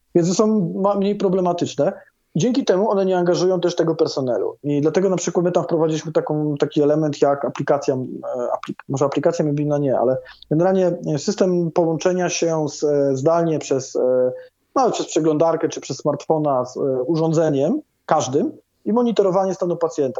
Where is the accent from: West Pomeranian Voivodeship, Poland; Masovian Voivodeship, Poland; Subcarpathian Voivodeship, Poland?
Subcarpathian Voivodeship, Poland; Krosno; ja też jestem z Krosna